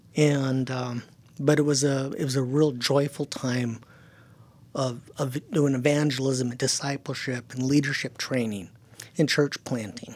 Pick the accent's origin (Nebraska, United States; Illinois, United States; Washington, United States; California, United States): California, United States; first language German; English is a second language; also born or lived in Silicon Valley; he came back to California with his German bride. And I was born about a year later.